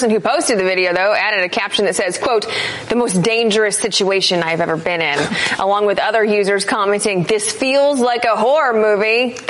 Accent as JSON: {"language": "English", "region": "Missouri", "country": "United States", "said": "I'm from Missouri"}